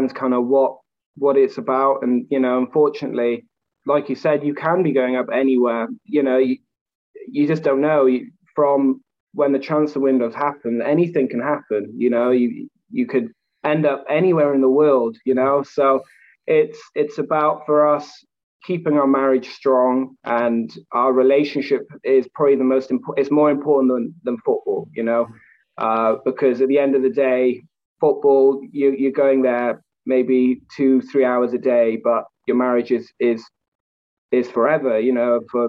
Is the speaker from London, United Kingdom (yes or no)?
no; Wales, United Kingdom; also born or lived in Wycombe, England; now in Scotland, United Kingdom; I'm originally from Wales